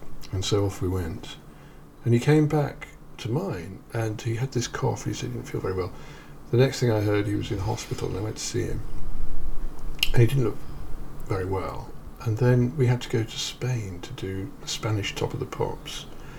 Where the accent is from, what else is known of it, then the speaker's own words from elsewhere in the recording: England, United Kingdom; I'm an English public school boy, ex-chorister.